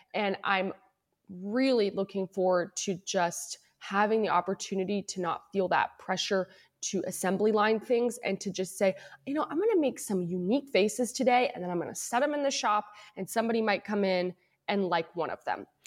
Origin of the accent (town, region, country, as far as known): Louisville, Kentucky, United States; born or raised there; moved away as an adult; also born or lived in Cincinnati, Ohio; now in Northern California, United States